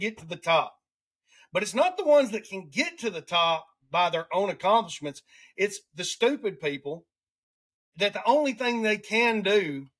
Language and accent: English; Alabama, United States; accent: redneck; I have a racist accent because I come from Alabama